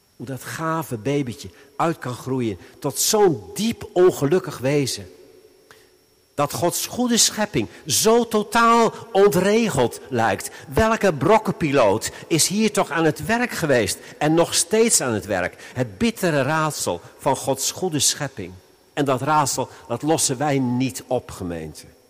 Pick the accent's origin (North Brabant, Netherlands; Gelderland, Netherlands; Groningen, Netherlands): Gelderland, Netherlands; Veluwe; bij ons op de Veluwe.